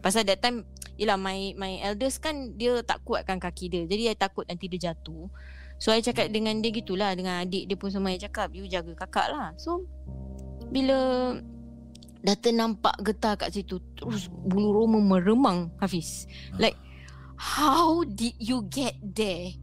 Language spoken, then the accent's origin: Malay; Singapore; I berasal daripada Masling situ Daripada my My rumah My block Kira jalan kaki turun bukit je Dah boleh nampak Johor